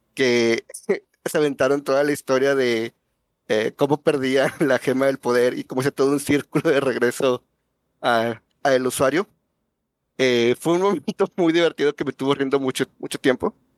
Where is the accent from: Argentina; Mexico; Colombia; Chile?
Mexico; Monterrey, Nuevo León; yo vivo muy lejos de ustedes, yo soy de Monterrey